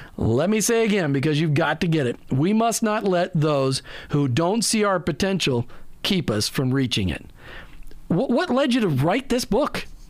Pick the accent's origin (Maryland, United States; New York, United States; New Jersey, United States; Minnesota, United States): Minnesota, United States; growing up in Minnesota